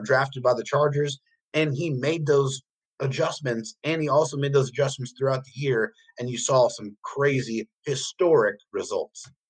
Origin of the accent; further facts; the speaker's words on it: San Diego, California, United States; We're all from San Diego